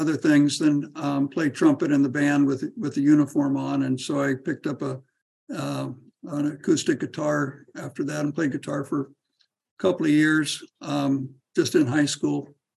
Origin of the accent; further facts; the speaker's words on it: Woodland, California, United States; moved away as an adult; now in Vietnam; I was born over in Woodland, so I'm a local person, and grew up in Woodland, Freeman Elementary, and Lee Junior High School, and then Woodland Wolves, graduated in 1973